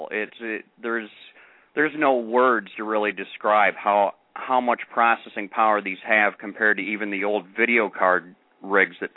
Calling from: Michigan, United States; I'm from Michigan.

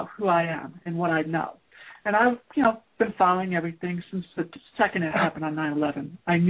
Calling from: Rhode Island, United States; I'm calling from Rhode Island.

